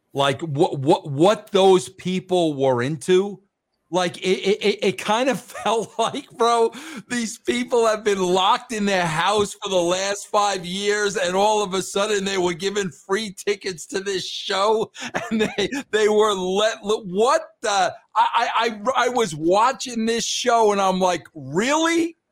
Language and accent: English; New York, United States; moved away as an adult; also born or lived in Atlanta; now in Colorado, United States; I was born and raised in New York